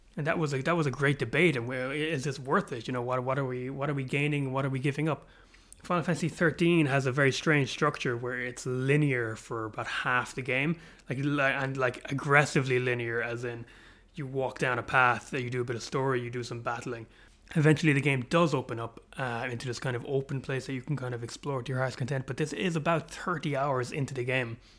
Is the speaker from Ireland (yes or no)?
yes; Ireland; an Irishman living in Europe